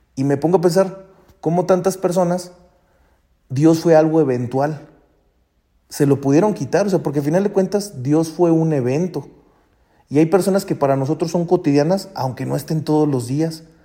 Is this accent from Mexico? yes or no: yes; Mexico; moved away as an adult; also born or lived in Rome; mi país y acá